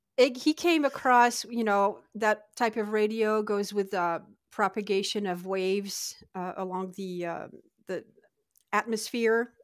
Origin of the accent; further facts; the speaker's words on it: Lille, Hauts-de-France, France; moved away as an adult; now in Adirondack Mountains, New York, United States; I'm originally from Lille